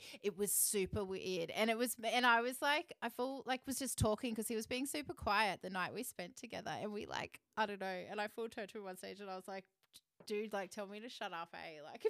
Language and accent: English; Stanthorpe, Queensland, Australia; moved away; And then I went up to where I'm from. Like it's Stanthorpe.